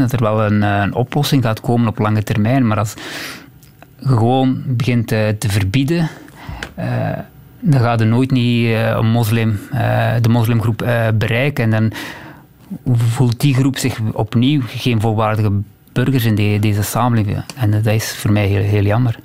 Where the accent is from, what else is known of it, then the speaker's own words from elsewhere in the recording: Temse, Flanders, Belgium; jongen, opgegroeid in Temse